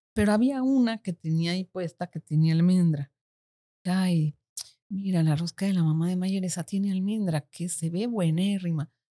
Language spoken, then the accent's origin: Spanish; Mexico; moved away as an adult; now in Panama; nací en México, en México. y cuando tenía veintipico de años me vine aquí a vivir, me casé mm. y ya, desde aquí estoy.